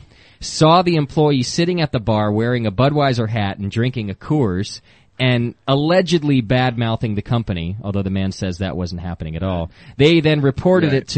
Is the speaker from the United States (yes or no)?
yes; Connecticut, United States; moved away; I was born in Connecticut. My family still lives there